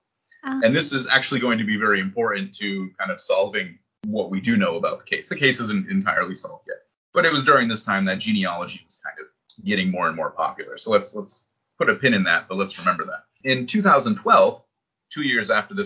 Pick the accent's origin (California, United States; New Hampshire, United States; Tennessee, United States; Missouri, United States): New Hampshire, United States; moved away as an adult; also born or lived in Boston area / Iraq; now in Japan; I grew up in New Hampshire and I've lived in these places, right? So it's a, you know, lived in the Boston area, lived in Iraq, right? Lived in Japan